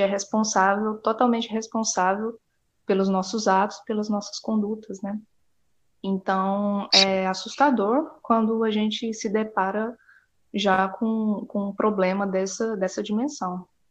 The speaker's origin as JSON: {"language": "Portuguese", "town": "Porto Nacional", "region": "Tocantins", "country": "Brazil", "also_born_or_lived": "Goiânia", "moved": "as an adult", "said": "Eu sou do Tocantins, é, de Porto Nacional"}